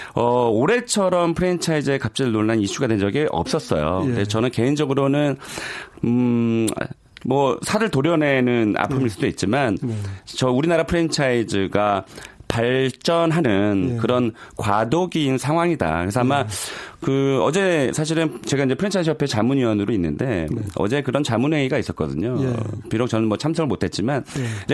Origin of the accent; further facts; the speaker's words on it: South Korea; 저도 한국 사람이지만